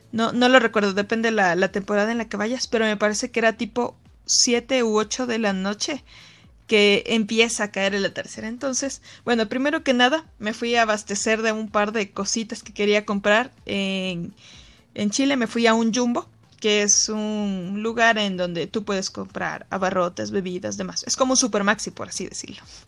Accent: Ecuador; de Ecuador

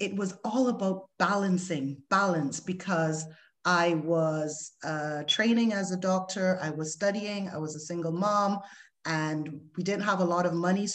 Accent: Barbados; moved away as an adult; I moved from the West Indies, I'm from Barbados, to the Western world

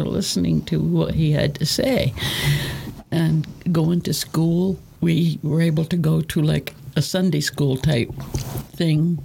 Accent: Augusta, Maine, United States; moved away as an adult; now in Skowhegan, United States; I'm from Augusta, and I didn't like being up this far

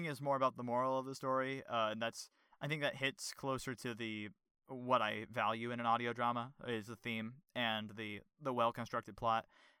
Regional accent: New York, United States; I am from New York, after all

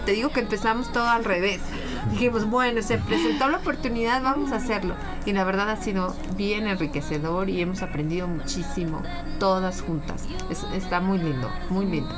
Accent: Mexico; nosotros como mexicanos

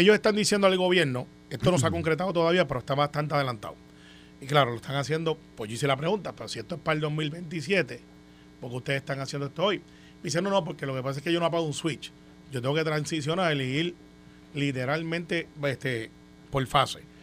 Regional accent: Puerto Rico; como muchos puertorriqueños

